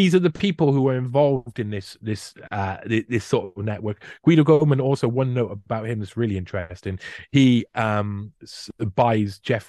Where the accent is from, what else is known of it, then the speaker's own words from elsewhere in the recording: Wales, United Kingdom; I feel it being a Welshman. I feel Celtic.